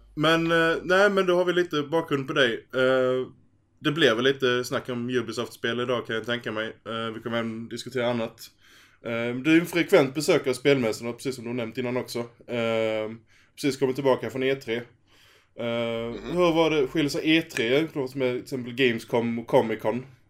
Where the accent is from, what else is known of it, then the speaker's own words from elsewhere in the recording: Skåne, Sweden; det är tre stycken skåningar i ett avsnitt